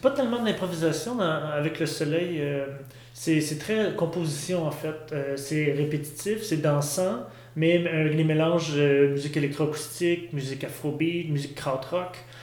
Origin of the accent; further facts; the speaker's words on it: Saint-Hyacinthe, Quebec, Canada; je viens de Saint-Hyacinthe